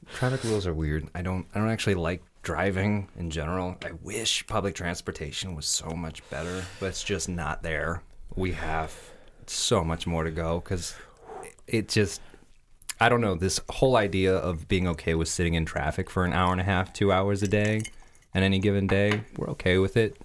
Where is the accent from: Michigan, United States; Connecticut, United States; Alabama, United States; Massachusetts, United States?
Michigan, United States; I'm from Michigan